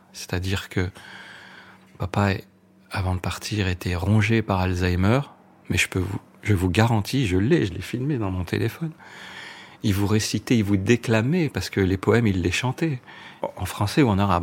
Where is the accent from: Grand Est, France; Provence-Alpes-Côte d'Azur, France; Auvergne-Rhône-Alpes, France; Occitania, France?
Auvergne-Rhône-Alpes, France; Grenoble; also born or lived in Échirolles; j'ai grandi à Grenoble même et après on, en 74, on a habité dans un, une commune qui s'appelle Échirol, qui est assez connue. Et, et après, voilà, j'ai fait toute mon adolescence là-bas.